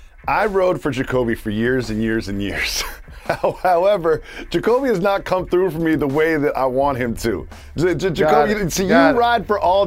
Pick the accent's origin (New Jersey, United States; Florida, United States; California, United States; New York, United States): New York, United States; being a New Yorker